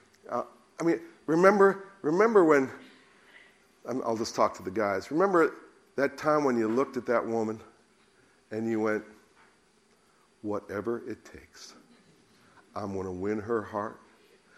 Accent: United States; now in United Kingdom; being an American

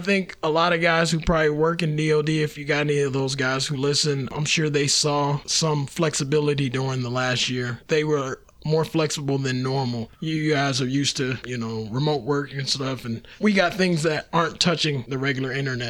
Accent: Three Rivers, Michigan, United States; moved away as an adult; now in Kaiserslautern, Germany; I'm originally from Three Rivers, Michigan. Left Three Rivers in 2002 to the Army

